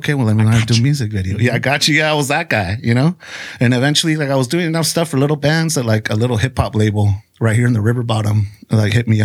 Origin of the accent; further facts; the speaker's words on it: Tijuana, Baja California, Mexico; I was born in Tijuana